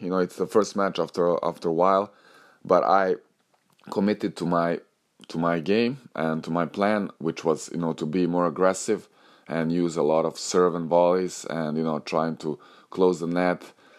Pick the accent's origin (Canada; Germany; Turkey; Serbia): Serbia; Novi Sad, Vojvodina; moved away; Novi Sad, this is my hometown